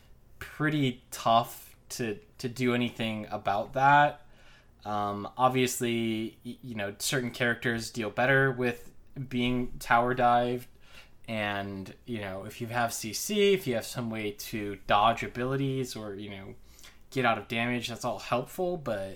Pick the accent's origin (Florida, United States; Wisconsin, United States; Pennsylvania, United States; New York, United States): Pennsylvania, United States; Pittsburgh; now in Atlanta, United States; I'm originally from Pittsburgh, the Steel City, as they say, so I think probably Rel could be from my hometown.